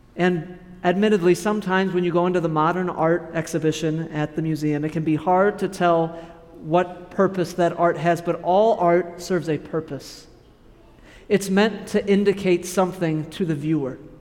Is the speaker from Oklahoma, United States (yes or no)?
no; Kansas, United States; moved away as an adult; now in Wisconsin, United States; I'll go back to my home state, to Kansas.